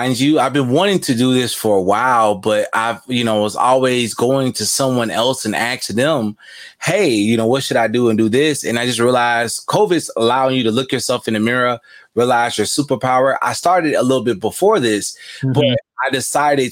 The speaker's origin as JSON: {"language": "English", "town": "Chicago", "region": "Illinois", "country": "United States", "tie": "born or raised there", "said": "I am a Southsider, born and raised in Chicago, you know, Cook County"}